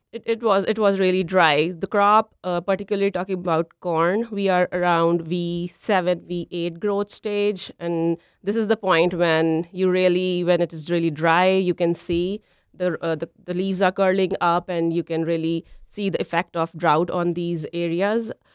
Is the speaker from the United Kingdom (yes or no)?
no; Punjab, India; moved away as an adult; also born or lived in Nebraska, United States; now in Minnesota, United States; So I am originally from India. Uh, my hometown is in Punjab. It's a northern state in India.